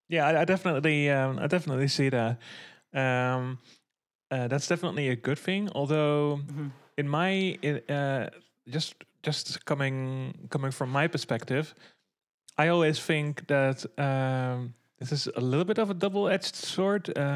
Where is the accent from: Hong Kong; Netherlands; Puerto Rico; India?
Netherlands; talking from the perspective of like the Dutch metal scene, obviously, because I'm from the Netherlands.